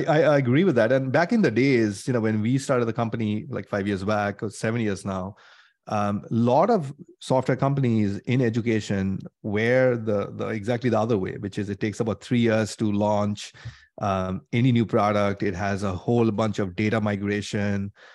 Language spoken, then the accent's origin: English; India; moved away as an adult; now in United States; I grew up in India, came to the U S, did my masters and things like that.